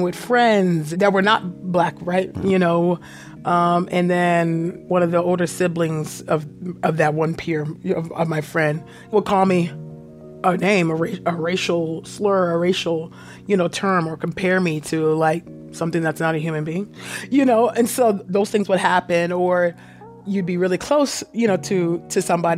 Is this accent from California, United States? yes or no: yes; San Jose, California, United States; also born or lived in Los Angeles; we grew up in Silicon Valley in schools that were predominantly white